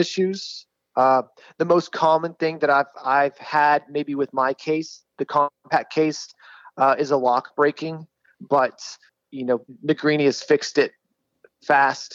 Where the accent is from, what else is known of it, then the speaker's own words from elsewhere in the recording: Dallas, Texas, United States; I'm from Dallas, Texas. I shoot here at the Dallas Gun Club